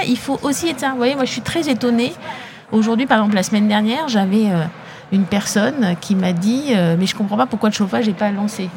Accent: Mantes-la-Jolie, Île-de-France, France; moi j'ai grandi en HLM

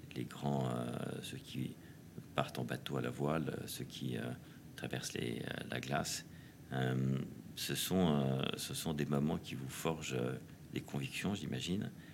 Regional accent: Paris, Île-de-France, France; also born or lived in Normandy; J'ai grandi d'abord évidemment à Paris, où j'étais élevé chez les jésuites à, Saint-Louis de Gonzague

